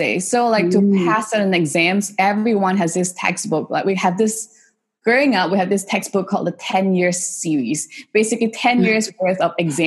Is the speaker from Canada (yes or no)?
no; Singapore; I grew up in Singapore and I did most of my, you know, education in Singapore